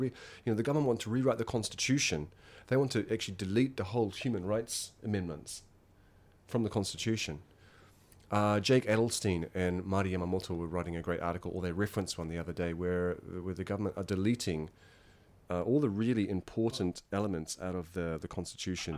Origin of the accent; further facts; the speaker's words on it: Masterton, Wellington, New Zealand; moved away as an adult; now in Yokohama, Japan; I'm originally from New Zealand, a small town in New Zealand called Masterton